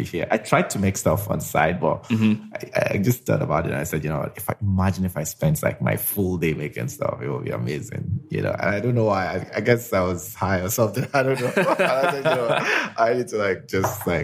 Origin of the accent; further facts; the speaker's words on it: Lagos, Nigeria; So I grew up in Lagos, spent all my life in Lagos